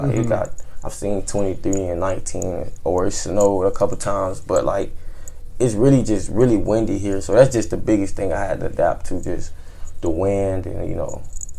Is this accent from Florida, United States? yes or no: yes; South Florida, United States; moved away as an adult; I'm Haitian. I'm from Belgrade, Florida.